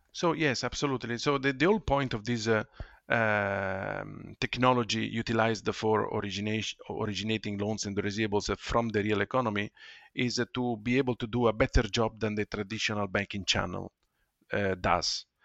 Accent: Ferrara, Emilia-Romagna, Italy; moved away; also born or lived in London; my hometown, uh, Ferrara, in Italy

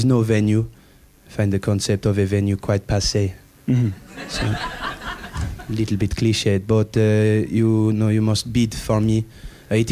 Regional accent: Buckinghamshire, South East England, United Kingdom; Oh, Buckinghamshire originally, actually

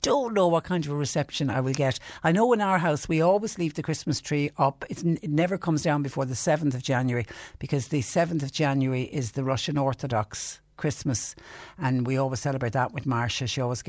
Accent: Bantry, Munster, Ireland; now in Waterford, Ireland; I'm listening in from County Waterford. I'm from Bantry originally.

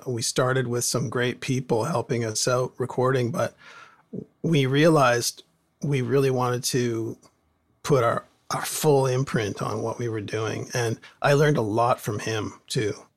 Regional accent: Port Moody, British Columbia, Canada; growing up in Port Moody, there, everybody had a, a band, garage band

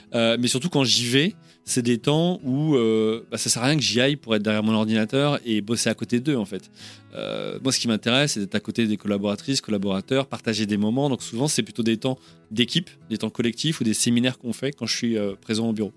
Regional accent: Orléans, Centre-Val de Loire, France; moved away as an adult; now in England, United Kingdom; tous les deux, on est originaire d'Orléans ou d'à côté

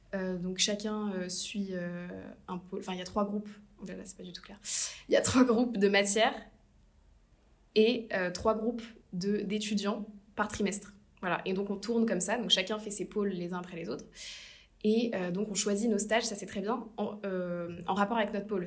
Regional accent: Asnières-sur-Seine, Île-de-France, France; also born or lived in Paris; je suis née à Paris

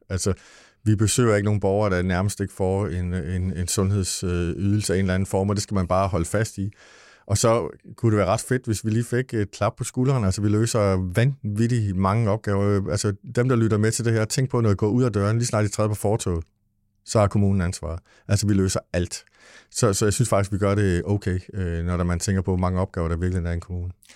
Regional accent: Lolland, Zealand, Denmark; vi kommer fra Lolland

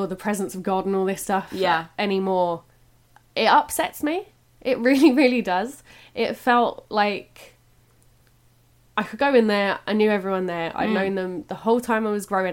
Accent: England, United Kingdom; also born or lived in Ireland / Whitechapel, London; I was born over here, and then we went back to Ireland and moved back over to England when I was about 8 years old

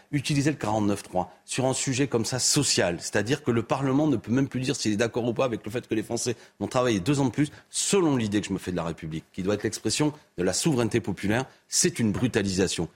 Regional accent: Béziers, Occitania, France; c'est ma ville natale, Béziers

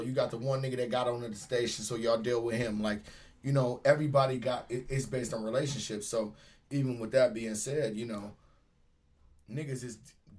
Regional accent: Cleveland, Ohio, United States; moved away as an adult; I'm from Cleveland, Ohio. I got here when I was 23.

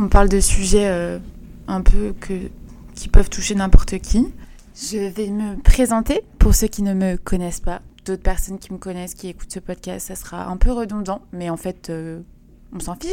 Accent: Paris, Île-de-France, France; Je pense que n'importe qui qui me connaît dirait que je suis une parisienne

